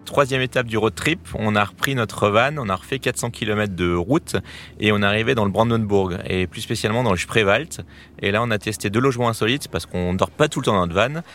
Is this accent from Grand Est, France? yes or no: yes; Alsace, Grand Est, France; moi, en tant qu'Alsacien